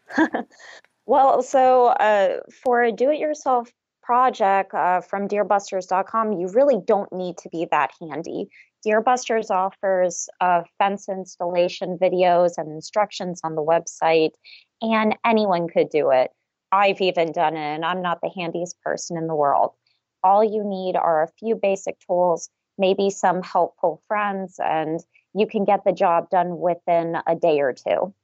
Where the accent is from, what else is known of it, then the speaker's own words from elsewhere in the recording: South Florida, United States; now in Waynesboro, Pennsylvania, United States; I was born and raised in South Florida